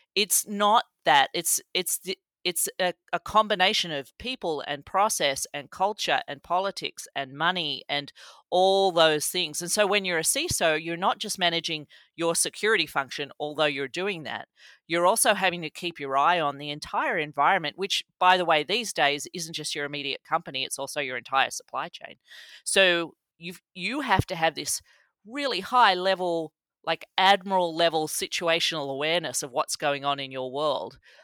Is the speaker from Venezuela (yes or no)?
no; Australia; moved away as an adult; now in Columbus, United States; I grew up in Australia, in the country, in the seventies and eighties